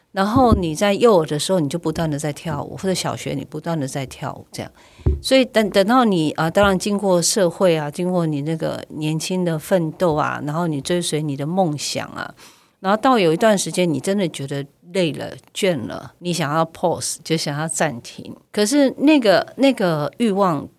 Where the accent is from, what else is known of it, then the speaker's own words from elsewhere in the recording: Keelung, Taiwan; 因为我是基隆的女儿